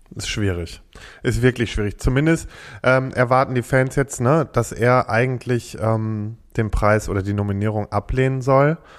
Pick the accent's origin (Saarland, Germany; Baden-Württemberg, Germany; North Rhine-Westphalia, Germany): North Rhine-Westphalia, Germany; Freckenhorst; ich komme aus Freckenhorst